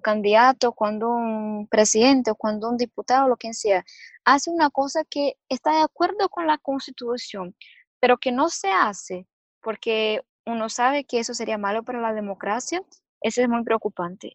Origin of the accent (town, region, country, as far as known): Brazil; Spanish is a second language